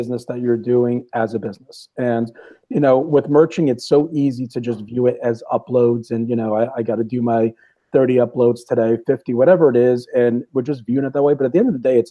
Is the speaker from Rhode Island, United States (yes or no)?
yes; Rhode Island, United States; I'm from New England and from Rhode Island originally